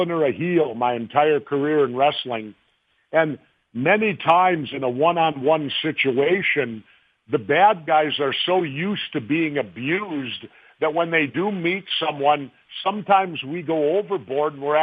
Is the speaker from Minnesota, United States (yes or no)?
yes; Minnesota, United States; Minnesotans, born and raised in Minnesota